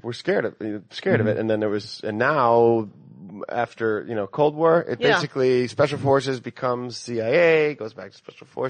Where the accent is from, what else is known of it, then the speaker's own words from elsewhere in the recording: Glencoe, Illinois, United States; moved away as an adult; also born or lived in Chicago; I grew up in a suburb, moved into the city when I was 13.